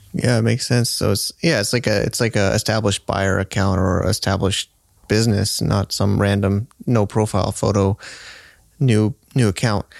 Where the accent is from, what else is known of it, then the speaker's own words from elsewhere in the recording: United States; I'm American